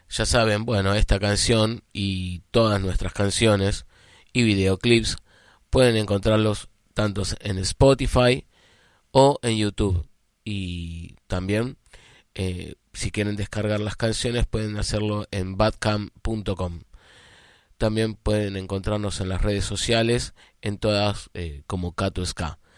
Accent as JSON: {"language": "Spanish", "town": "General San Martín", "region": "Buenos Aires Province", "country": "Argentina", "said": "Nosotros somos de Argentina, de la provincia de Buenos Aires, del partido de General San Martín."}